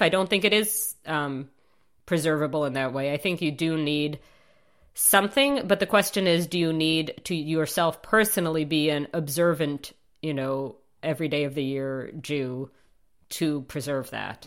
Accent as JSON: {"language": "English", "town": "New York City", "region": "New York", "country": "United States", "tie": "born or raised there", "also_born_or_lived": "Chicago", "said": "I grew up on the Upper East Side of Manhattan"}